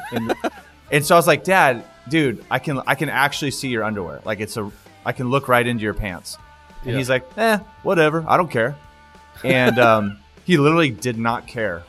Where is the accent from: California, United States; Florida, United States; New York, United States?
California, United States; Stockton; I grew up in Stockton, California